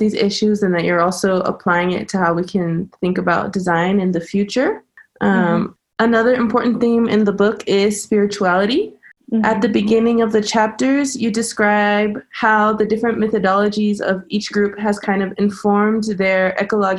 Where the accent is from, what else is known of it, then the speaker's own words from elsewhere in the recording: near Yosemite, California, United States; I grew up kind of near Yosemite